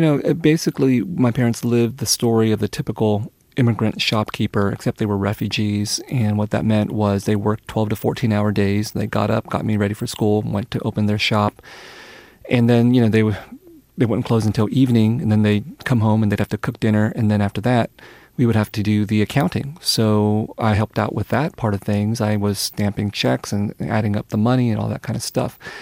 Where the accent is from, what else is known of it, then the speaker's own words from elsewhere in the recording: San Jose, California, United States; English is a second language; also born or lived in Vietnam; I was growing up in San Jose, in a Vietnamese family, Vietnamese household, where Vietnamese was always spoken